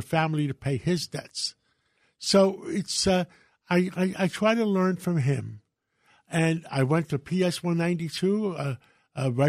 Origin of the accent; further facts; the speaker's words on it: New York City, New York, United States; also born or lived in Greece; I was born in Greece. My father was a lighthouse keeper. His brothers helped him come to America. I was 6 months old. We lived on 135th Street, right in Spanish Harlem